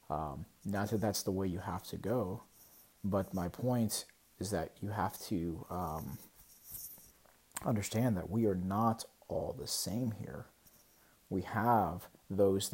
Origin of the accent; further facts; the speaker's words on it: United States; I'm an American